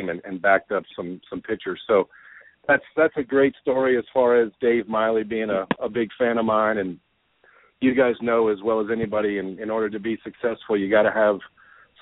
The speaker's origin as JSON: {"language": "English", "town": "Coral Gables", "region": "Florida", "country": "United States", "tie": "born or raised there", "also_born_or_lived": "Louisiana", "moved": "as an adult", "said": "I grew up in Coral Gables, South Miami area, and went to Coral Gables High School"}